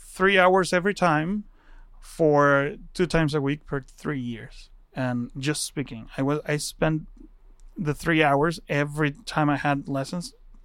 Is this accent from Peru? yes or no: no; Guatemala; English is a second language; moved away as an adult; I never got to speak it because mm-hmm. in Guatemala, nobody speaks English.